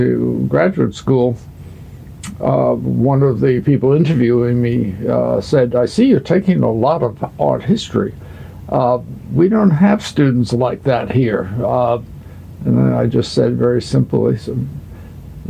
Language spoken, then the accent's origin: English; Cold Spring Harbor, New York, United States; I grew up in Cold Spring Harbor in the Huntington area on Long Island